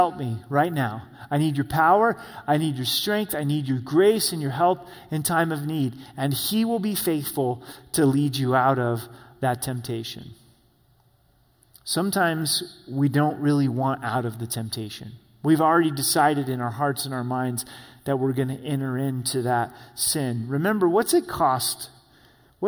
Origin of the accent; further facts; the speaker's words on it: Grants Pass, Oregon, United States; now in Colorado Springs, United States; where I grew up in Grants Pass, Oregon, this small town on the I-5 freeway.